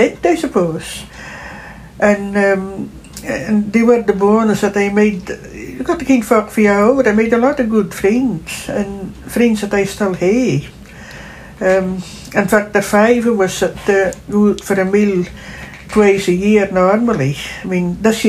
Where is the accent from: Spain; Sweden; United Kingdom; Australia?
United Kingdom; Yell, Shetland, Scotland; also born or lived in Lerwick, Shetland; I was born in Murlygate in Gosbrough, in Yale, and that was in 1940. And I grew up on a croft there